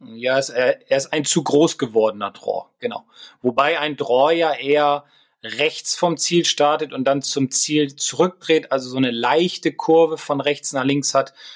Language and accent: German; Bremen, Germany; als Bremer, als Werder-Fan